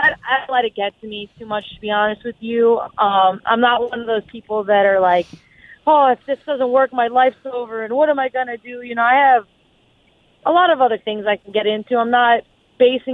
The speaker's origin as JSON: {"language": "English", "region": "South Florida", "country": "United States", "tie": "born or raised there", "said": "I'm born and raised in South Florida"}